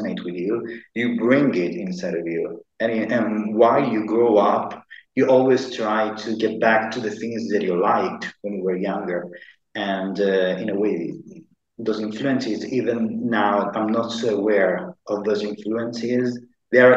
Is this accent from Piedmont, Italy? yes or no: no; Sicily, Italy; English is a second language; also born or lived in Dublin; now in Malta; I'm from Italy. I'm from the south of Italy. I'm from Sicily.